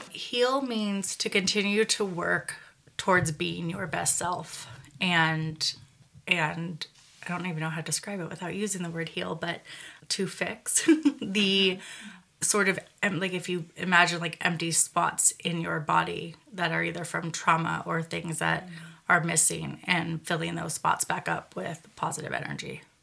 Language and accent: English; Redwood City, California, United States; where I grew up in Redwood City, and then where I moved